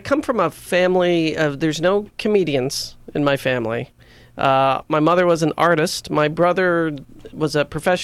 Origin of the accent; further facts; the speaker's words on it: Canada; I'm Canadian